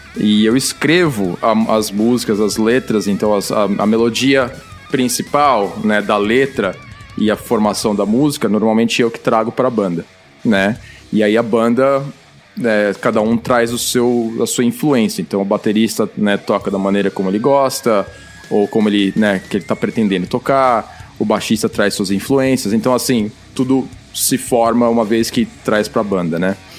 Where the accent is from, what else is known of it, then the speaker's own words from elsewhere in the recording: Brazil; now in Vancouver area, Canada; tava crescendo no Brasil